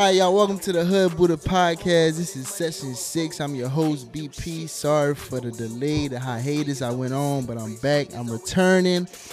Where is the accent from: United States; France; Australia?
United States; New Orleans, Louisiana; now in Houston, United States; I'm from New Orleans and I'm locked in with Houston now